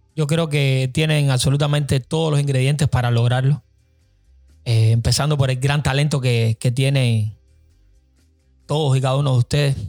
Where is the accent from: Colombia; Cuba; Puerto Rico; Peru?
Cuba; now in United States